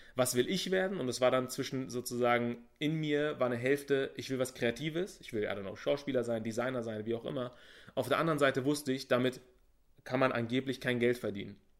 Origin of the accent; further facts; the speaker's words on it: Berlin, Germany; ich bin in Berlin geboren und bin, ich würde mal sagen, wohlhabend aufgewachsen.